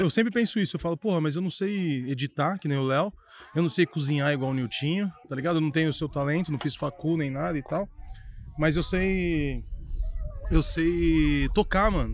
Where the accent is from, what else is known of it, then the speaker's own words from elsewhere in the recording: São Paulo, Brazil; a gente aqui de São Paulo